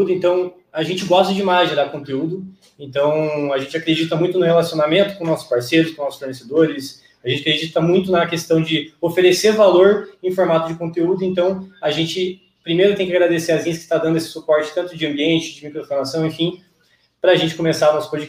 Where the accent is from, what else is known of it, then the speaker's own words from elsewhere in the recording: Curitiba, Paraná, Brazil; Sou de Curitiba, é, nascido aqui, criado aqui, nunca saí daqui.